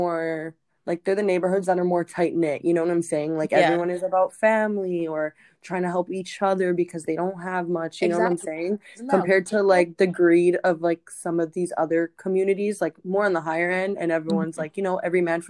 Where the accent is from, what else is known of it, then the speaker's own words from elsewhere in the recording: Toronto, Ontario, Canada; growing up on Jane Street